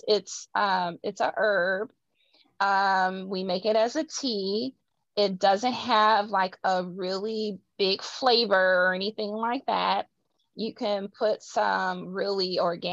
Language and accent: English; Midwest, United States; I'm a Midwesterner, so we say things a certain way.